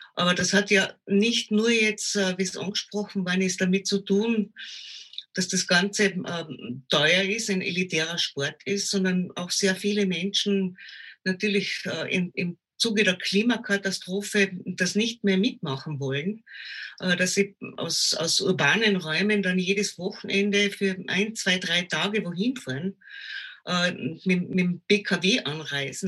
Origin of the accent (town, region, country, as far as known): Austria